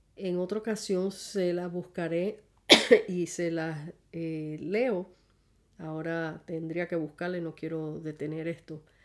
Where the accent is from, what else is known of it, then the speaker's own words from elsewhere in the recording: San Juan, Puerto Rico; soy puertorriqueña, casada con un colombiano barranquillero. Ya tenemos 40 años de matrimonio. El marzo 5 cumpliremos los 41. Eh, pues nacida en San Juan, Puerto Rico, este, mejor dicho, Santurce, Puerto Rico